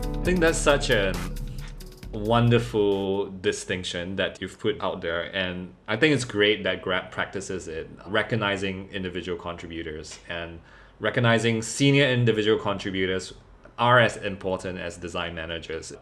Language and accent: English; Singapore; growing up in Singapore